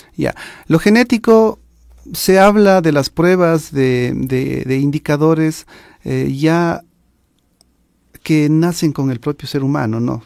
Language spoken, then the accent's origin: Spanish; Ecuador; nosotros como sociedad ecuatoriana